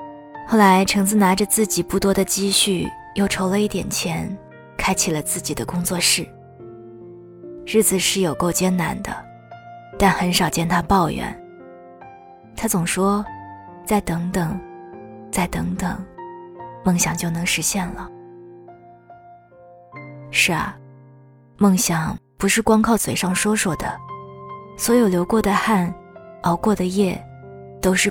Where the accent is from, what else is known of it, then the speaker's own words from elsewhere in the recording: Shanghai, China; 我是土生土长的上海姑娘呀。我很少在节目里提及对这座城市的喜爱